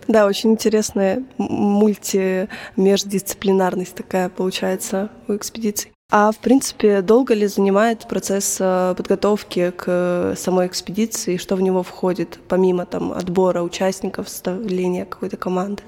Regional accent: Belgorod, Belgorod Oblast, Russia; я сама из Белгорода

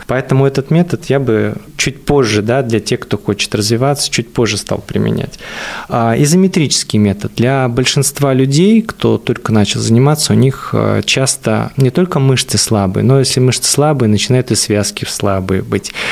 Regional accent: Buryatia, Russia; moved away; я вообще из Бурятии, то получается, у нас, э, вообще очень холмистая местность была

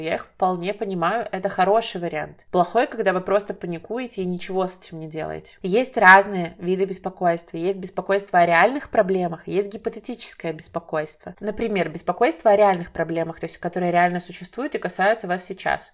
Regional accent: Belarus; в моей стране, например, я из Беларуси

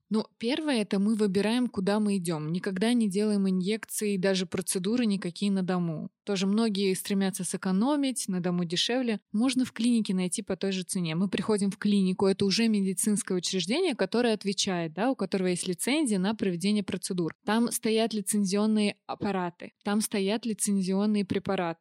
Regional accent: Orenburg, Orenburg Oblast, Russia; now in Moscow, Russia; Я родилась в Оренбурге

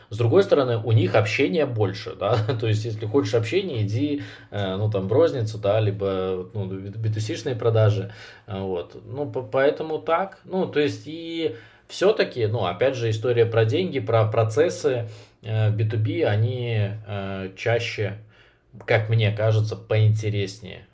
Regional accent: Minsk, Belarus; я сам из Минска

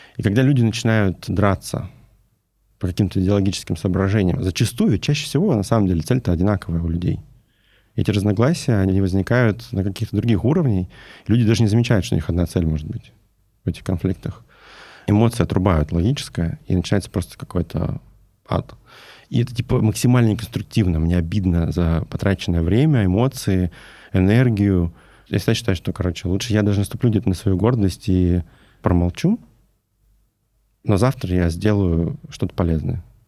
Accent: Novosibirsk, Novosibirsk Oblast, Russia; Я сам из Новосибирска

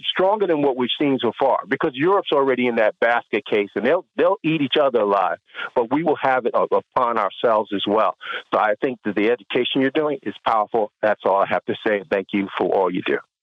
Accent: New York, United States; I'm not a Georgian, I'm a New Yorker

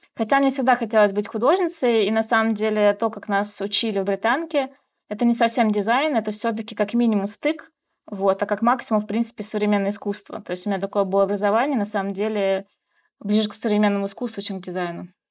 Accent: Russia; moved away as an adult; now in Kazakhstan; я художник из России

